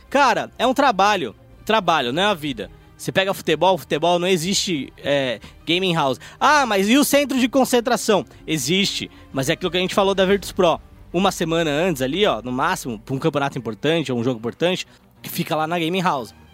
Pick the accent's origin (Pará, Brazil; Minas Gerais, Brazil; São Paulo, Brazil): São Paulo, Brazil; born there; A gente veio da favela. Não. Aqui não tem leite cooperar, não, cara. Nasci no Capão